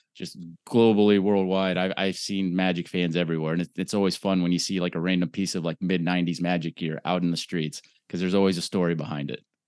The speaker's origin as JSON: {"language": "English", "town": "Orlando", "region": "Florida", "country": "United States", "tie": "born or raised there", "said": "I am born and raised in Orlando, Florida"}